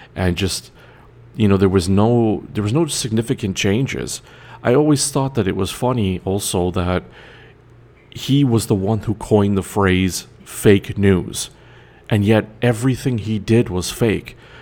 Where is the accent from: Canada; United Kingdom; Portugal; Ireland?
Canada; I'm Canadian